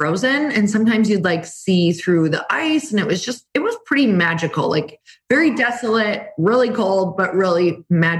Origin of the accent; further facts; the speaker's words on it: Midwest, United States; moved away as an adult; also born or lived in California; now in Arizona, United States; I'm from the Midwest. I am from the snow, 30 years in the snow